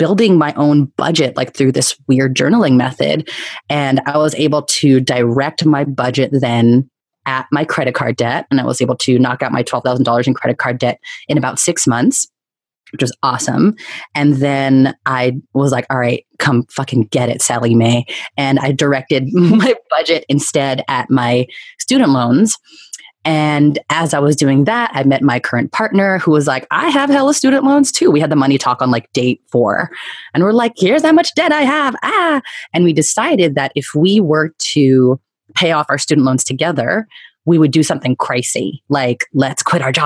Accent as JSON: {"language": "English", "area": "Bay Area", "region": "California", "country": "United States", "tie": "born or raised there", "also_born_or_lived": "New York City", "moved": "as an adult", "said": "going back to my hometown and eventually living with my family"}